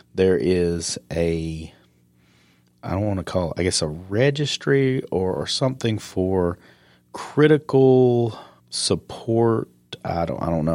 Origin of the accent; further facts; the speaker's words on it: Upstate South Carolina, United States; moved away; me growing up in South Carolina and the upstate